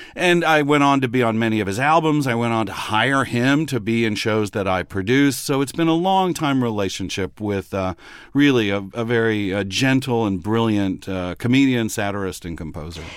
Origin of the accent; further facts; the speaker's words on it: Midland, Texas, United States; I grew up with these New York Jews in Texas